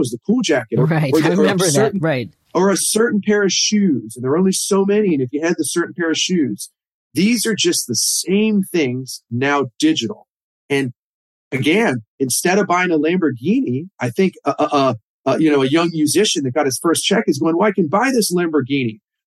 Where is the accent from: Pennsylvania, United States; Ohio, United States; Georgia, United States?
Ohio, United States; Cincinnati; I'm from Cincinnati